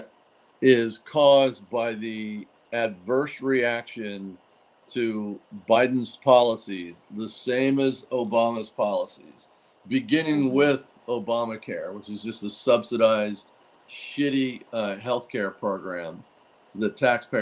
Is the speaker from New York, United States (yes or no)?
no; Laguna Beach, California, United States; I grew up in Laguna Beach, California